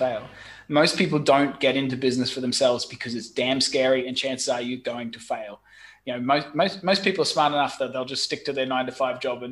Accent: Brisbane, Queensland, Australia; moved away as an adult; also born or lived in London / Saigon, Vietnam; now in Ho Chi Minh City, Vietnam; I'm originally from Brisbane, Australia, and I studied software engineering.

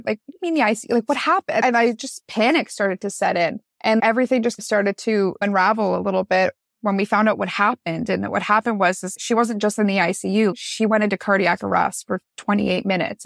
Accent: Newmarket, Ontario, Canada; now in Niagara, Canada; I grew up in Newmarket, Ontario, Canada. I moved down to Niagara to actually go to school, and then I met my now husband, and I never went back home after

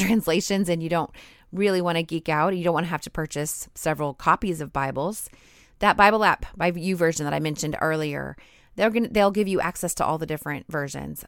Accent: United States; I grew up in America

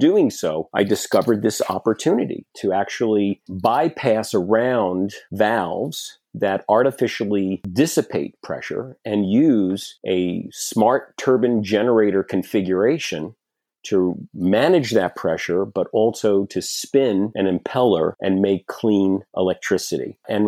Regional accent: Brooklyn, New York, United States; I was born and bred on the East Coast of the United States from Brooklyn, New York, and I started my career on Wall Street.

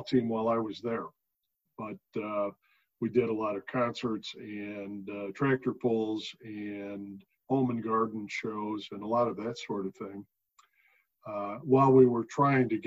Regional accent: Chicago, Illinois, United States; moved away; I grew up in Chicago, or outside Chicago

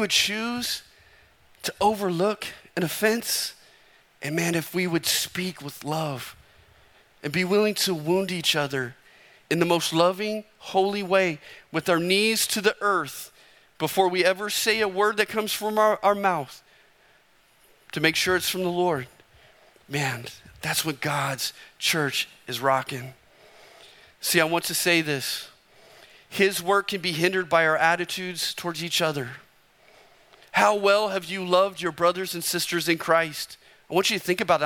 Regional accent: Arizona, United States; I'm from Arizona

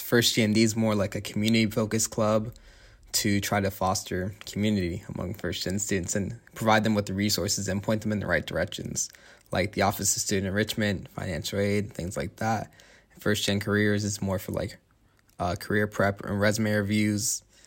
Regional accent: Tampa, Florida, United States; moved away as an adult; now in Notre Dame, United States; I'm from Tampa, Florida

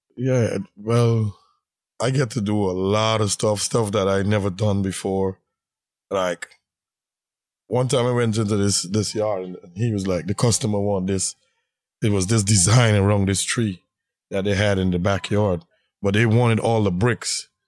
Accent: Guyana; moved away as an adult; now in Brooklyn, United States; originally, I'm from British Guyana

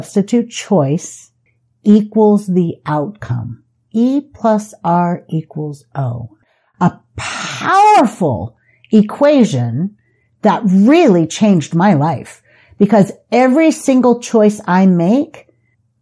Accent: San Diego, California, United States; also born or lived in Las Vegas, Nevada; now in St. George, United States; I grew up in San Diego. I moved to Las Vegas. I embraced Las Vegas, and then I moved to St. George, and I embraced St. George.

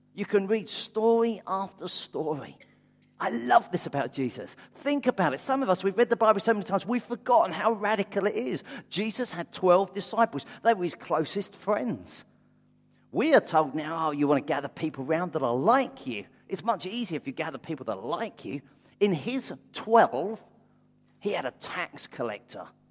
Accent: United Kingdom; I'm white British

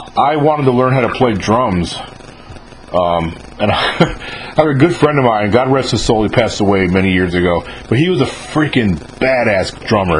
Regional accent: New York, United States; now in Mississippi, United States; I grew up in New York, so I grew up going to Catholic churches

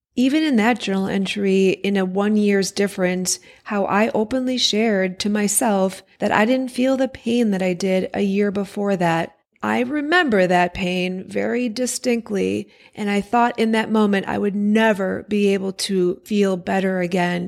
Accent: Wisconsin, United States; born or raised there

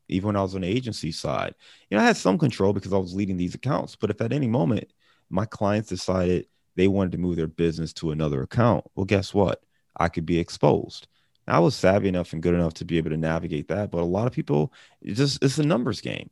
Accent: Cleveland, Ohio, United States; also born or lived in Chicago; now in Cincinnati, United States; I'm a guy who lives in Cincinnati, but I'm from Cleveland. I'm originally from Cleveland

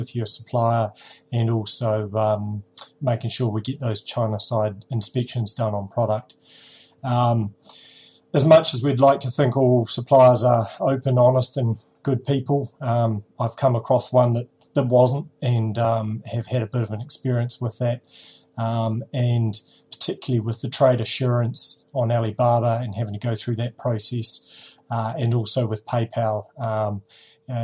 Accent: New Zealand; accent: Kiwi

